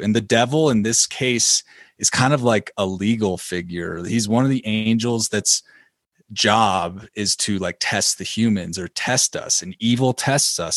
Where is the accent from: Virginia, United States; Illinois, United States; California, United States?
Illinois, United States; I'm from Illinois.